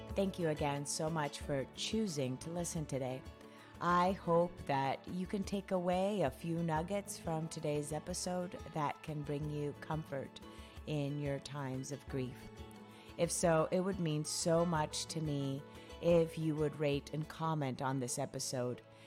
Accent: Cali, Valle del Cauca, Colombia; I was born and raised in Colombia. um, Cali, Colombia, South America. That's where I was raised.

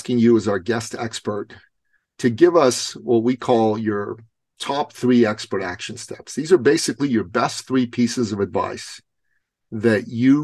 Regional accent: Iran; moved away; I'm Persian. I'm originally from Iran

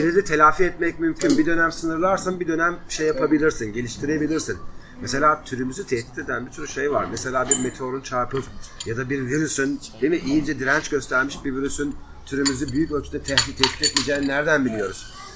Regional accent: Black Sea Region, Turkey

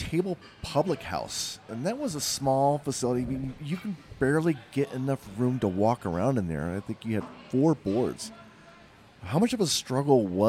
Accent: East Coast, United States; moved away; I grew up in the East Coast

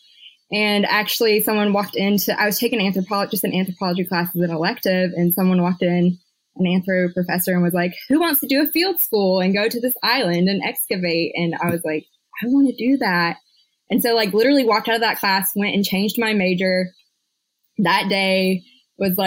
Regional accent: Jackson, Georgia, United States; also born or lived in Athens, Georgia / Illinois; now in Augusta, United States; I was born and raised in Georgia, Jackson, Georgia, Butts County, Cracker

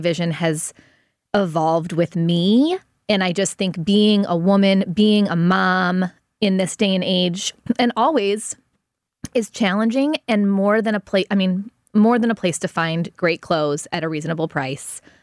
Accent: United States; also born or lived in Los Angeles / Chicago; I grew up in South City

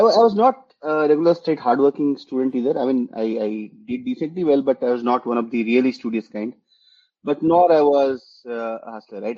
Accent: Jharkhand, India; also born or lived in West Bengal; now in Bengaluru, India; I grew up in, uh, you know, in parts in Jharkhand and in West Bengal. You know, I, have been, you know, I've lived in both parts of the country, and uh, but yeah, primarily in Jharkhand

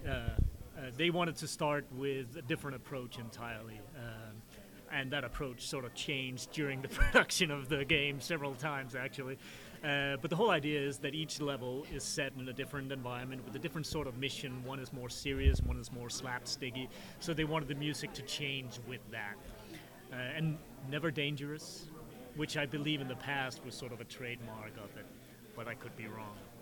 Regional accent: Denmark; I'm from Denmark

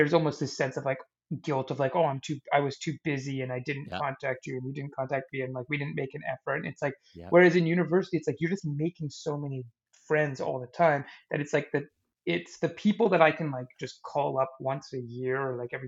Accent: Saskatoon, Saskatchewan, Canada; now in Victoria, Canada; Saskatoon was a really good place to grow up.

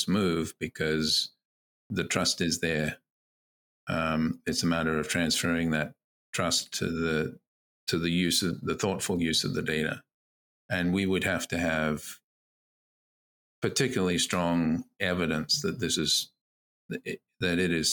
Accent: Queensland, Australia; now in Canada; my home state of Queensland in Australia

